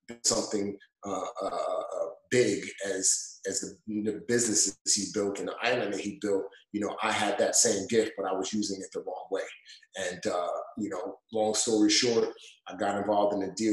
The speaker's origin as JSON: {"language": "English", "town": "New York City", "region": "New York", "country": "United States", "tie": "born or raised there", "also_born_or_lived": "Nigeria", "said": "I grew up in the Bronx. Bronx, New York. If you can't hear my accent, you could probably catch some of it when I say the word Bronx"}